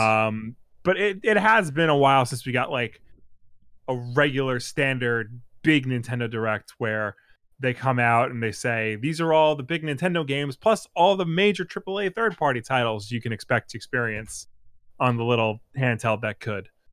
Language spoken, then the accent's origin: English; United States; as an American